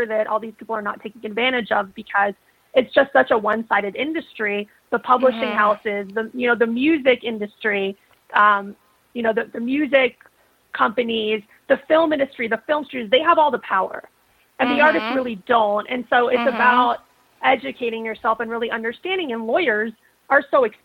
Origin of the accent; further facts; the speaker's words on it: South Florida, United States; I grew up in South Florida.